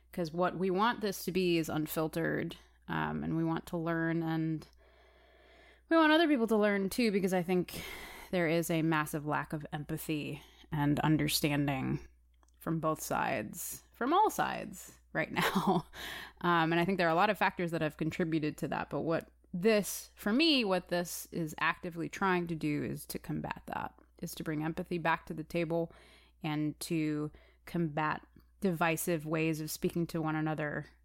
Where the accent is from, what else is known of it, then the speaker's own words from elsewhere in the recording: Chicago, Illinois, United States; I am a actor, musician, activist from the city of Chicago